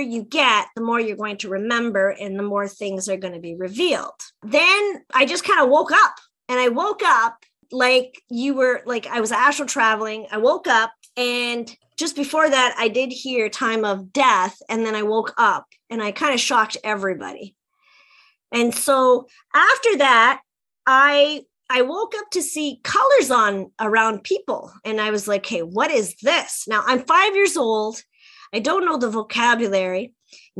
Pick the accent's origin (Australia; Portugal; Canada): Canada; Sault Ste. Marie, Ontario; I came back to my hometown of Sault Ste. Marie, Ontario, on the Canadian side